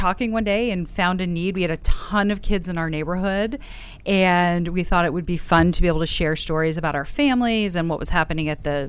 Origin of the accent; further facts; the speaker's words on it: South Orange, New Jersey, United States; I'm from South Orange, New Jersey.